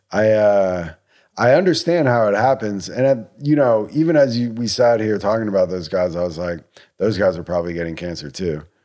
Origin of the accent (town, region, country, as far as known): United States